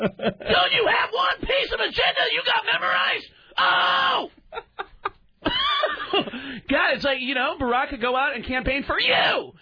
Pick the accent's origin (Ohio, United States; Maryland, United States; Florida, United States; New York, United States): New York, United States; New York City; And I grew up in the Bronx. I never got an accent from the Bronx.